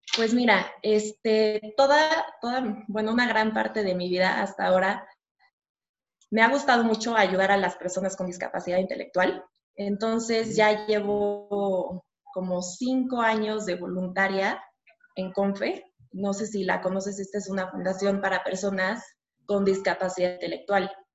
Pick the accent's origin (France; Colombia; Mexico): Mexico; yo nací aquí en México, eh, tengo un hermano más chico que yo, le llevo dos años, hemos vivido aquí toda, mi, toda nuestra vida